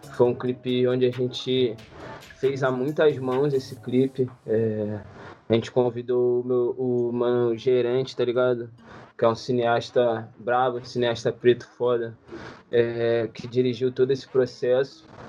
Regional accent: Rio de Janeiro, Brazil; also born or lived in Niterói; eu sou criado de favela, nasci no Manguinho, desde meu nome morei no Manguinho

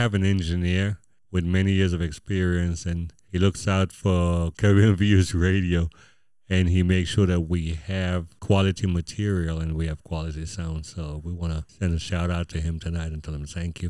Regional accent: Houston, Texas, United States; Those of us who are at least 65 years and younger, we grew up in Houston from the 1980s

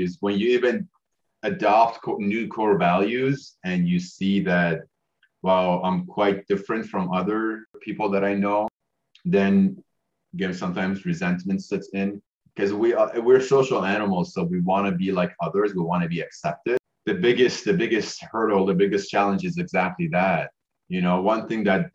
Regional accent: Iran; also born or lived in Canada / United States; now in New Zealand; I was born in Iran. So worked, you know, grew up in a third world country, very family oriented, more family than outsiders.

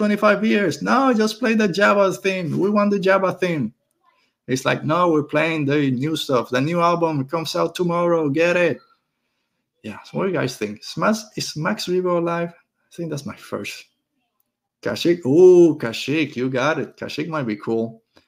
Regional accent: Puerto Rico; I'm from Puerto Rico. I'm used to the beach. I'm used to the ocean

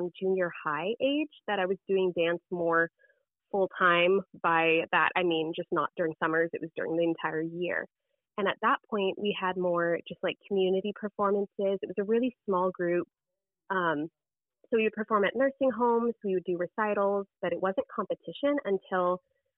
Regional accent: Southern California, United States; I grew up in Southern California

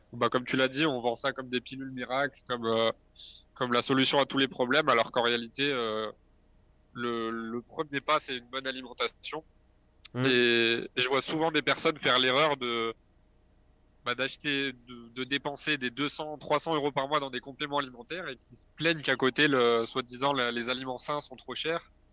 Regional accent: Grenoble, Auvergne-Rhône-Alpes, France; je suis de Grenoble

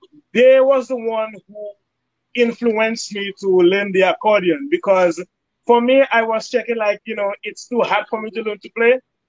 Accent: New York, United States; So right now I'm in New Jersey. I'm from New York, but I came down to New Jersey for that event.

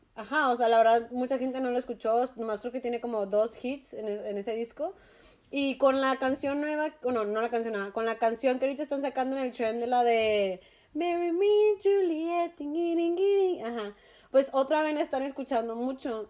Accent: Mexico; como mexicanos

